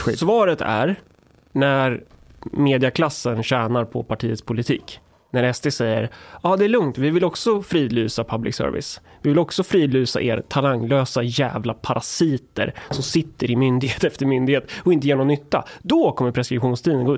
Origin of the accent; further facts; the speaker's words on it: Närke, Örebro County, Sweden; jag är från Närke